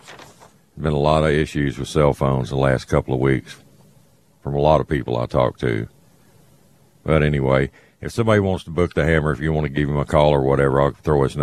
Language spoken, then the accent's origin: English; Baytown, Texas, United States; It's actually where I grew up in Baytown before Hurricane Carla wiped everything out.